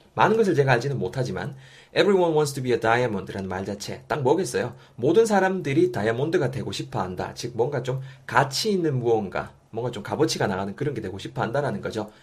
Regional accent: South Korea; accent: strong dialect (saturi)

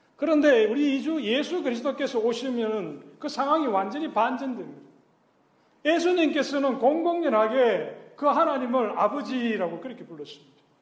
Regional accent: Gyeongsang, South Korea; 나 또 경상도 사람인데

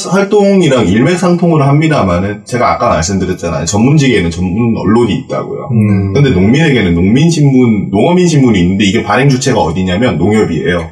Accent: Gyeongsang, South Korea; 저도 이제 경상도 출신이지만은

